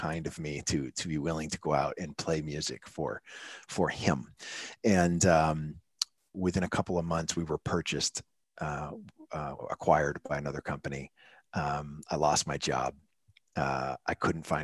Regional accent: New Hampshire, United States; moved away as an adult; also born or lived in Florida; I was born and raised in New Hampshire, so it's a little different up Northeast.

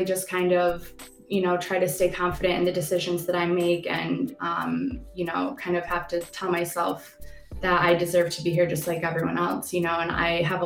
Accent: Lansing, Michigan, United States; I am actually born and raised in Lansing

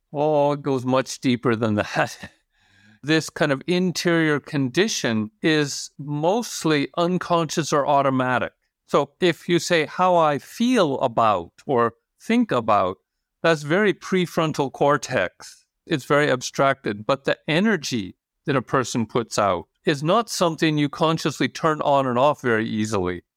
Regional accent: Canada; moved away as an adult; also born or lived in United States; now in Norway; I'm American-born, Canadian-raised, Norwegian resident for the last fifteen years.

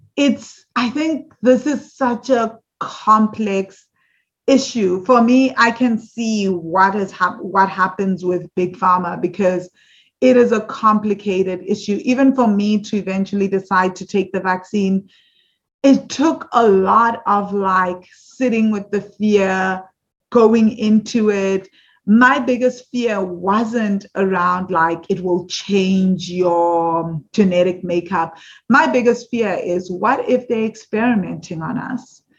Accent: South Africa; growing up in South Africa

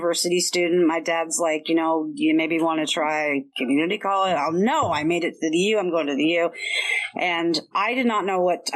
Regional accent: Bellevue, Washington, United States; I was raised in Bellevue, but it was not the Bellevue that you know today

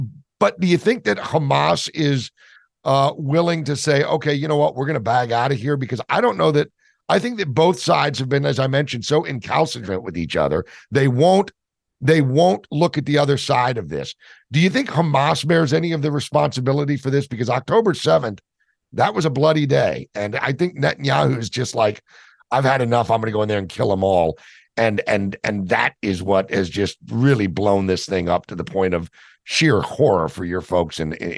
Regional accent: United States; And to be honest with you, as an American, I was shocked at both of them.

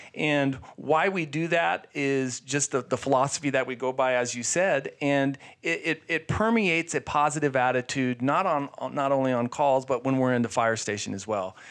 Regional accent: Sierra Vista, Arizona, United States; I grew up in Sierra Vista

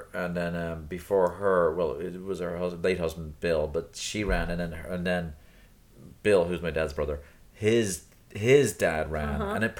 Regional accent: Dublin, Leinster, Ireland; moved away; my Sandy Mount, my hometown.

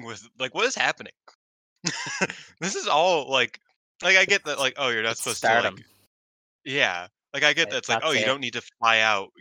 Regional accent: Oak Forest, Illinois, United States; She grew up in my hometown. So, she went to my rival high school

